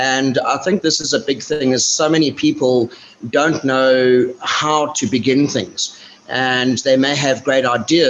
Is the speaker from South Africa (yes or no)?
yes; Johannesburg, Gauteng, South Africa; moved away as an adult; I grew up in Johannesburg, but sort of lived all over South Africa.